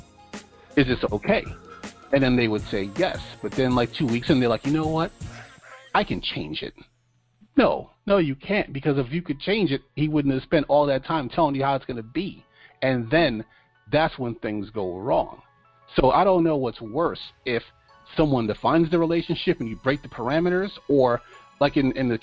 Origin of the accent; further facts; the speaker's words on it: New York, United States; I'm from New York